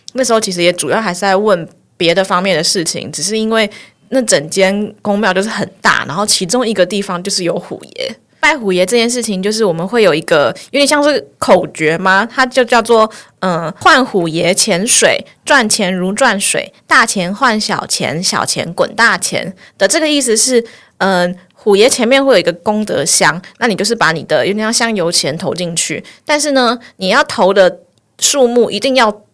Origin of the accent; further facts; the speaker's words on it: Taipei, Taiwan; 我就是台北人，我从小就是在台北